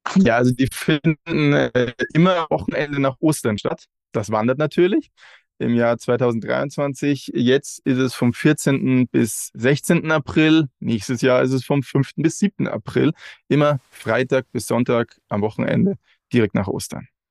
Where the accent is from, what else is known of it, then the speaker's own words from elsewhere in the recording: Regensburg, Bavaria, Germany; wir kommen alle aus Regensburg